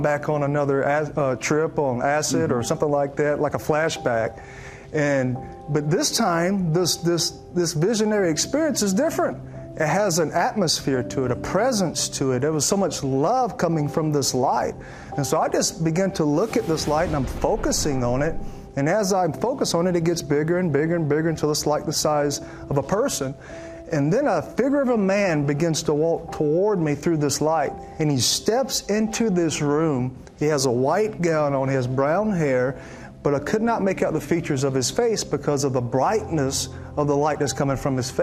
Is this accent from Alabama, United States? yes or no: yes; Alabama, United States; I grew up in Alabama, and there was a church on every single corner